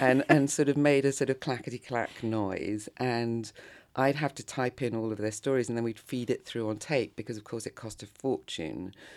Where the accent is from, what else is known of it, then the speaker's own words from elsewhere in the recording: London, United Kingdom; moved away as an adult; also born or lived in Japan; now in Paris, France; grew up in, basically in London, between London and the countryside.